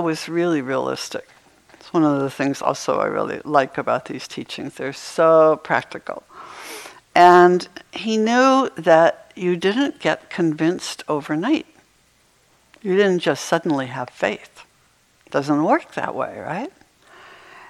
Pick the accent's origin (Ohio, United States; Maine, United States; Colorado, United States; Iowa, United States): Maine, United States; moved away; I used to have snow days when I was growing up in Maine